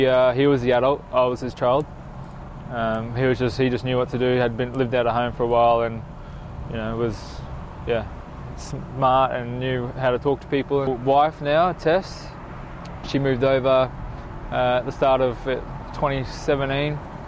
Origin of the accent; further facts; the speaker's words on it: Glasgow, Scotland, United Kingdom; I'm Scottish. Nice. I'm Scottish.